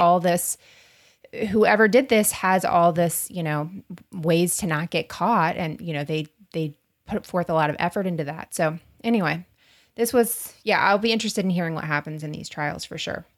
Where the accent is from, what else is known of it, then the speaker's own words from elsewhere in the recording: Florida, United States; We're from Florida